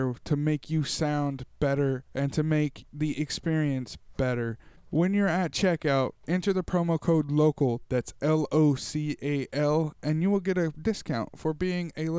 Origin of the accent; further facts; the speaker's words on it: Tulare, California, United States; my hometown of Tulare, California.